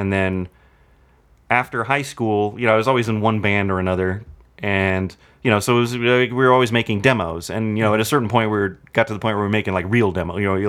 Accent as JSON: {"language": "English", "town": "Anaheim", "region": "California", "country": "United States", "tie": "born or raised there", "lives_now": "Burbank, United States", "said": "I grew up in Anaheim."}